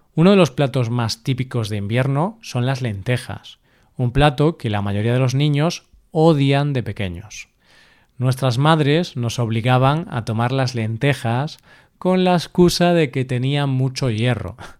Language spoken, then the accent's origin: Spanish; Galicia, Spain; el cocido gallego, que es el de mi tierra